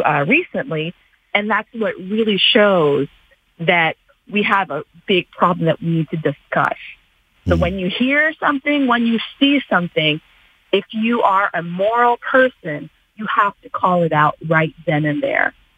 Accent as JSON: {"language": "English", "country": "Canada", "tie": "born or raised there", "said": "as a Canadian born and raised in this country"}